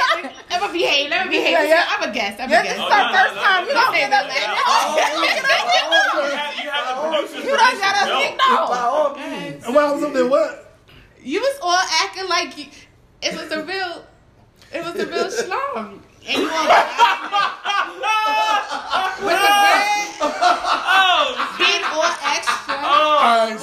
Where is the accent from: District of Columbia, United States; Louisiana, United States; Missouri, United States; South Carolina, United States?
District of Columbia, United States; Washington; I'm from D.C.